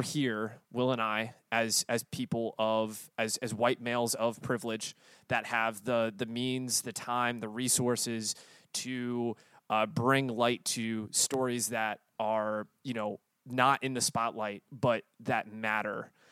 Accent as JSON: {"language": "English", "region": "the South", "country": "United States", "tie": "born or raised there", "said": "born and raised in the South"}